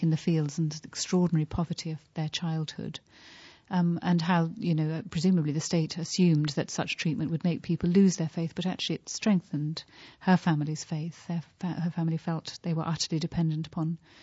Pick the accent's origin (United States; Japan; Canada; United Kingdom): United Kingdom; as a British person